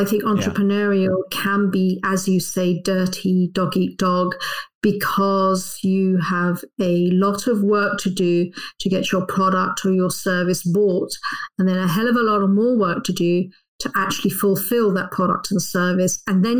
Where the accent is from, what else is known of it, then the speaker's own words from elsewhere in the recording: London, United Kingdom; That's right. Yes, I'm a Londoner.